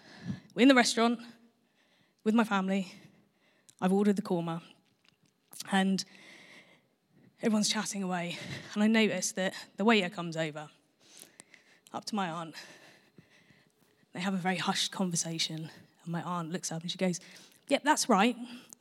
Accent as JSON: {"language": "English", "town": "Portsmouth", "region": "South East England", "country": "United Kingdom", "said": "where are you from? Portsmouth"}